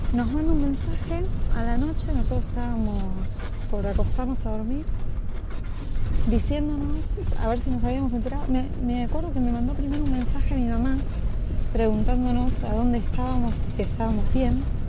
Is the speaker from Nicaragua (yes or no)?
no; Argentina; cómo somos los argentinos.